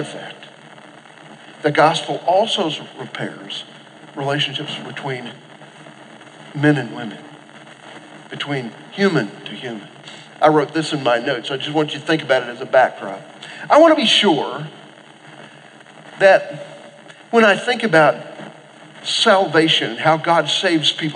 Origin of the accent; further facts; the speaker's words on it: Oklahoma, United States; I grew up in Oklahoma